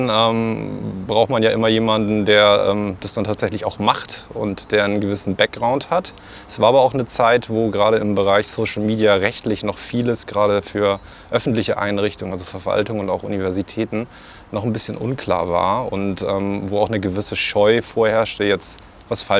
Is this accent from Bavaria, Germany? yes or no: no; Hamburg, Germany; now in Kiel, Germany; Also, also ganz aktuell komme ich tatsächlich gerade eben aus Kiel, aber ursprünglich vor vielen, vielen Monden komme ich aus Hamburg.